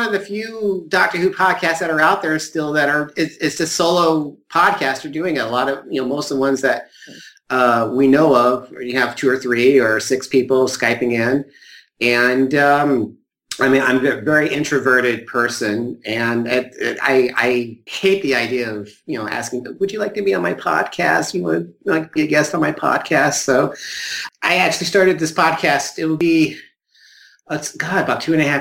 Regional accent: Southern Illinois, United States; I'm actually from Southern Illinois, not too far from St. Louis

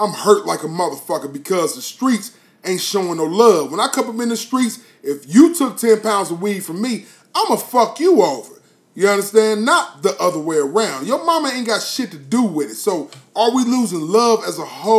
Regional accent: Columbus, Ohio, United States; Well, I grew up on the north side of Columbus in that house as well, right?

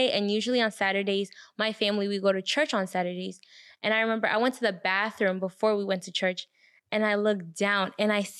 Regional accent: Rwanda; I'm West Congolese and I'm from Rwanda.

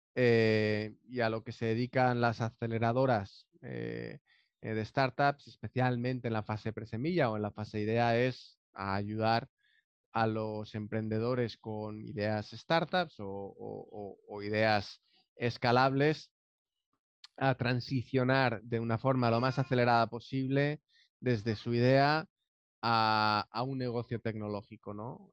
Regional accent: Valencia, Valencian Community, Spain; born or raised there; moved away as an adult; now in San José del Cabo, Mexico

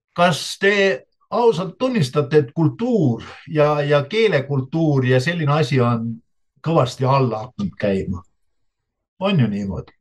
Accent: Estonia; mina olen ju Eestis sündinud ja Eestis koolis käinud

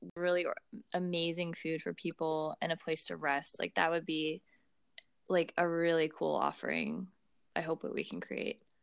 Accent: St. Louis, Missouri, United States; moved away as an adult; now in Marysville, United States; We're originally from St. Louis, Missouri

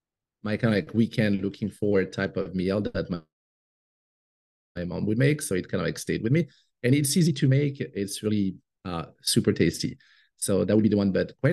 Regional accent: Côte d’Ivoire; English is a second language; also born or lived in Morocco / France; now in United States; But I'm French. And I grew up in Africa. So I did not come to the US until 2002. And it's only in 2013 that we permanently moved here when my daughter was born.

